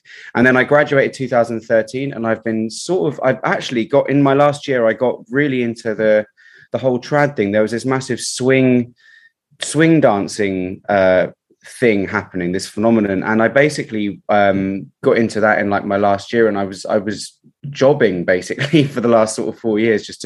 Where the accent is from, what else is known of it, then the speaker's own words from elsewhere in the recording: Reading, South East England, United Kingdom; moved away as an adult; now in London, United Kingdom; I'm not from London originally, I'm from Reading